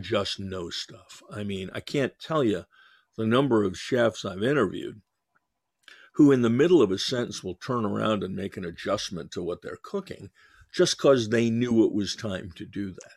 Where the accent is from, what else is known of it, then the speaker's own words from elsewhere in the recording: New York, United States; I'm Jewish and from New York